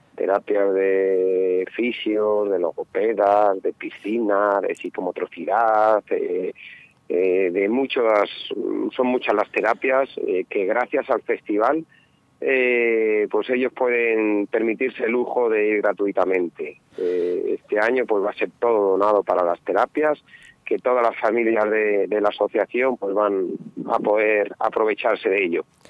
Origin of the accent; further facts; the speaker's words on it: Ledesma, Castile and León, Spain; en Ledesma, en mi pueblo, con mi gente